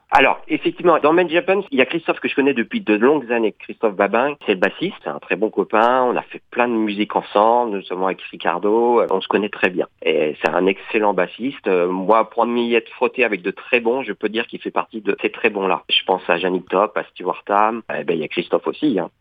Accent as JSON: {"language": "French", "town": "Nantes", "region": "Pays de la Loire", "country": "France", "said": "je suis nantais d'origine"}